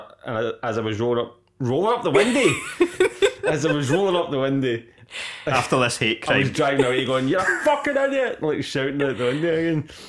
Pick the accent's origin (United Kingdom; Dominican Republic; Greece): United Kingdom; Scotland; We're Scottish